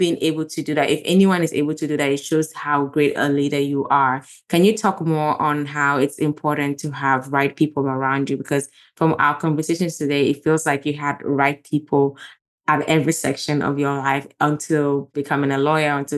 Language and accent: English; Gambia; moved away; growing up in Gambia, I'm a pastor's daughter